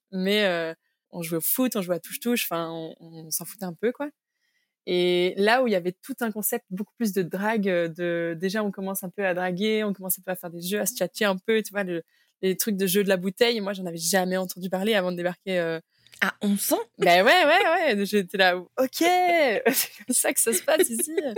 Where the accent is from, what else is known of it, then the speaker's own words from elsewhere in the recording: Belgium; also born or lived in Cambodia / Mexico; toutes ces années d'adolescence qui, je pense, sont cruciales aussi dans notre construction, je les ai passées en Belgique